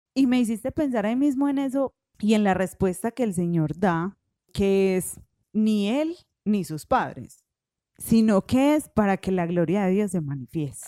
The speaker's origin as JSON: {"language": "Spanish", "area": "Paisa", "region": "Antioquia", "country": "Colombia", "said": "en paisa nosotros decimos eso"}